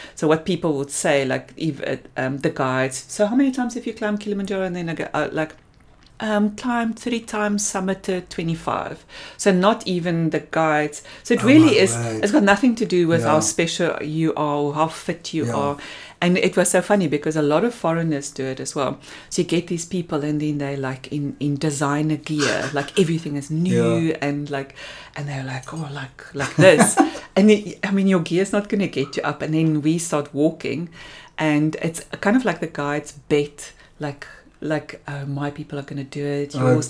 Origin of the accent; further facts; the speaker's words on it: Springbok, Northern Cape, South Africa; also born or lived in Namibia; So, I was born in Namibia. And I think we stayed there until I started school. Then we moved to Springbok.